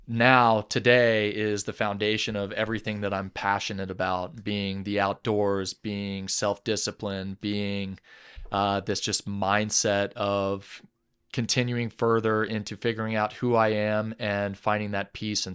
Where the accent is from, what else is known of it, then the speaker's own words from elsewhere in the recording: Atlanta, Georgia, United States; also born or lived in London, England; So I was born in London, England in 1991 to a Danish mother and a Texan father. My father was an expat over there and they were living in England, and we moved back and forth between Atlanta, Georgia, and England a few times.